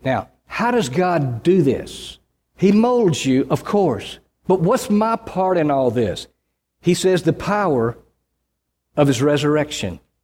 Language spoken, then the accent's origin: English; Mississippi, United States; I grew up in Mississippi